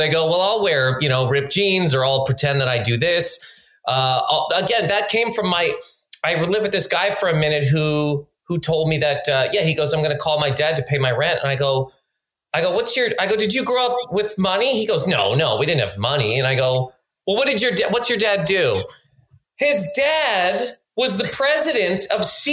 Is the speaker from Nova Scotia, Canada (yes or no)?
yes; Nova Scotia, Canada; now in New York, United States; growing up in Nova Scotia